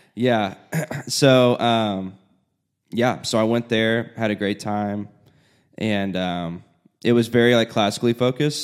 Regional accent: Indianapolis, Indiana, United States; moved away as an adult; now in Nashville, United States; I am from Indiana, mm-hmm. Indianapolis area.

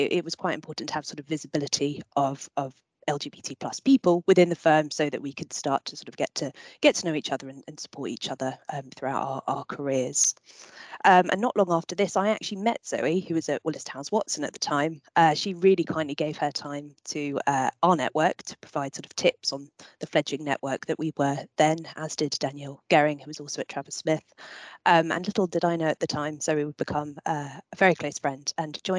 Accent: London, United Kingdom; I'm from London. I grew up here and now I work here.

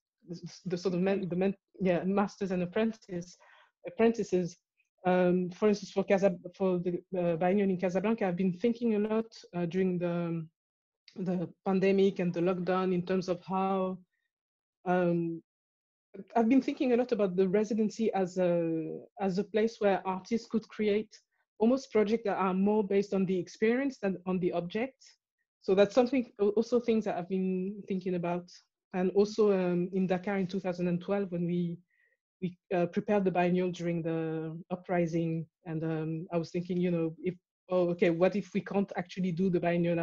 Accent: France; also born or lived in Morocco / Cameroon; now in London, United Kingdom; I was born in France, but I was born a Cameroonian citizen. And then I left France, I went to Morocco.

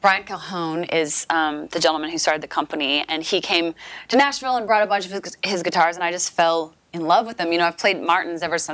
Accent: Canada; I'm from Canada

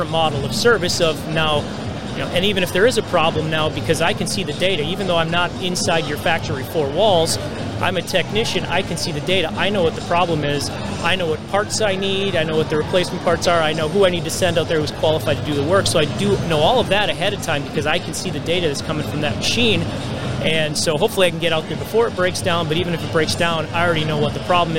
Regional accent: Minneapolis, Minnesota, United States; Minnesota. Hey, Minneapolis.

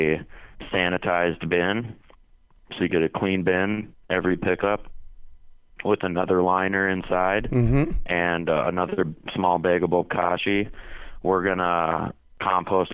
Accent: St. Michael, Minnesota, United States; moved away as an adult; also born or lived in Tempe, Arizona; now in Phoenix, United States; I grew up in Minnesota in a typical suburban town outside Minneapolis called St. Michael.

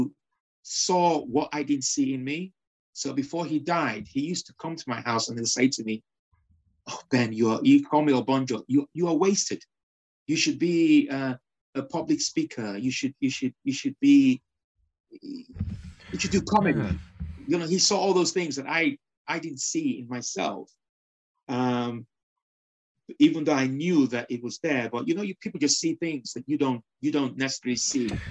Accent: Nigeria; moved away as an adult; also born or lived in Liverpool, United Kingdom; now in United Kingdom; when I was raised in Nigeria, I was raised under dictatorship rule

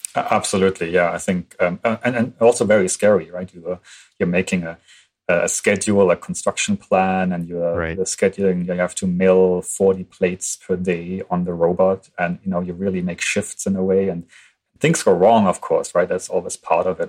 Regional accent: Germany; moved away as an adult; I'm from Germany. I studied in German in Germany

